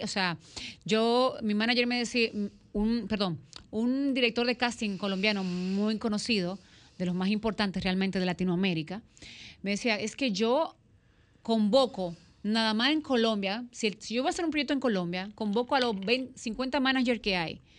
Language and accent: Spanish; Dominican Republic; accent: Dominican; cómo se escucha el acento dominicano